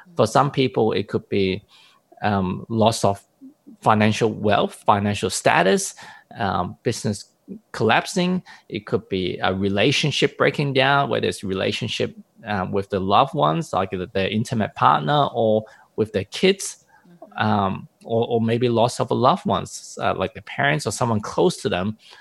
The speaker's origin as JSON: {"language": "English", "country": "Hong Kong", "said": "I come from a Eastern background, but even coming from Hong Kong"}